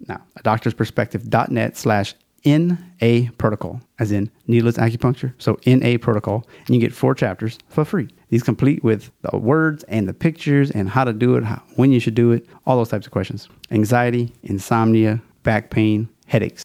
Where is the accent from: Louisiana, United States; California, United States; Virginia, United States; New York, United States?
Louisiana, United States; also born or lived in China; It's my home state